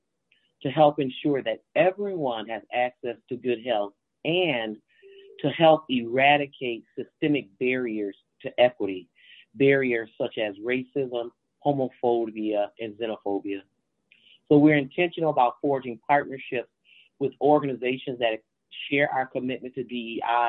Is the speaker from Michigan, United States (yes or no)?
yes; Grand Rapids, Michigan, United States; I am from Grand Rapids, Michigan